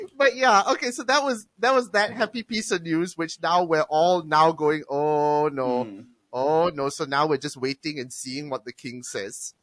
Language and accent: English; Malaysia; I'm Malaysian